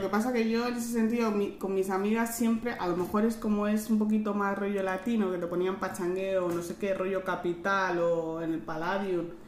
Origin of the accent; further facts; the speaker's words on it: Madrid, Community of Madrid, Spain; yo soy de Madrid